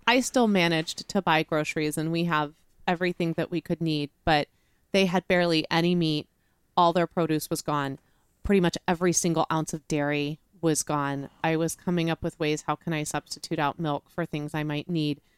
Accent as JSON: {"language": "English", "town": "Chicago", "region": "Illinois", "country": "United States", "moved": "yes", "lives_now": "Texas, United States", "said": "as a northerner, as a Midwesterner, to Midwest winter storms i-, at home in Chicago"}